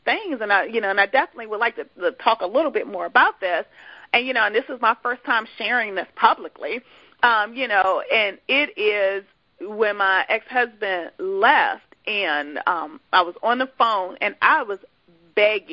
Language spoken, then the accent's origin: English; Washington, District of Columbia, United States; moved away as an adult; also born or lived in Dallas-Fort Worth area; I'm from the Washington, D.C. area, and I was going to the Dallas-Fort Worth area